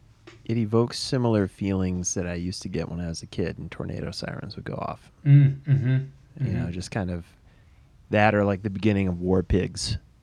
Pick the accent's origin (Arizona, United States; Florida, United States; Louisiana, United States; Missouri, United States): Missouri, United States; St. Louis; moved away as an adult; now in Colorado, United States; I'm from St. Louis.